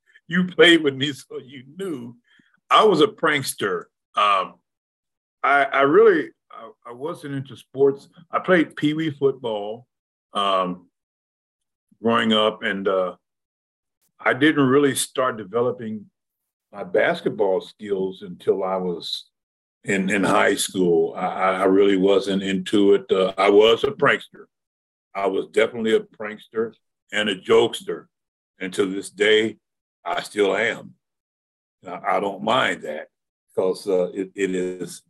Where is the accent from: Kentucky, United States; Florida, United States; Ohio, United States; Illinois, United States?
Ohio, United States; Middletown; moved away as an adult; also born or lived in California; I was born and raised in Middletown, Ohio.